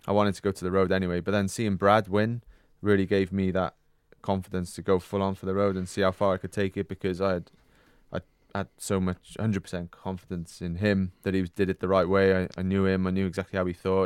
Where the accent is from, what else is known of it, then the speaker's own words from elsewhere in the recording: Wales, United Kingdom; being British and, and Welsh